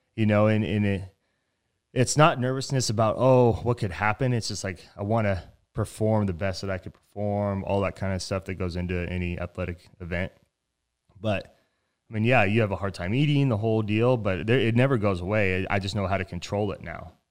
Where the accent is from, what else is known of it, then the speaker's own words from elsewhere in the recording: Reno, Nevada, United States; moved away as an adult; also born or lived in Tempe, Arizona; I'm from Reno, Nevada